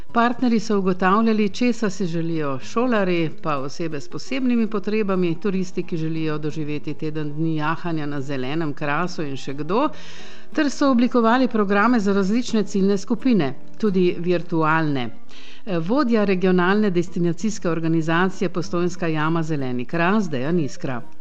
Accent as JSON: {"language": "Slovenian", "country": "Slovenia"}